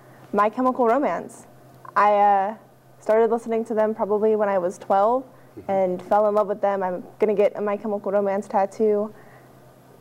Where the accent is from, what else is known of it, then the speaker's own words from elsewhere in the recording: Great Falls, Montana, United States; I am from Great Falls, born and raised here